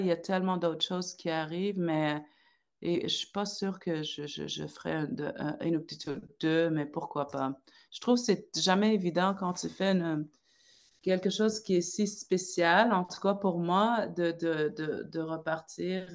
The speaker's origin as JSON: {"language": "French", "town": "Salluit", "region": "Quebec", "country": "Canada", "tie": "born or raised there", "moved": "as an adult", "said": "j'ai grandi là-bas jusqu'à mes 22 ans."}